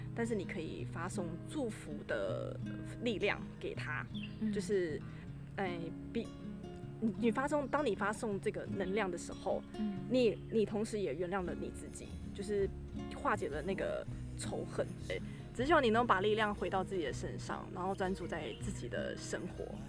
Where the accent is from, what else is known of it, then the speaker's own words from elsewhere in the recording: Taiwan; 蛮感恩我生在台湾